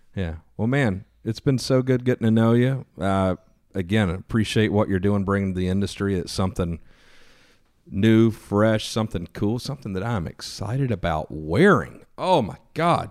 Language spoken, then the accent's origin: English; East Coast, United States; I was a kid from the East Coast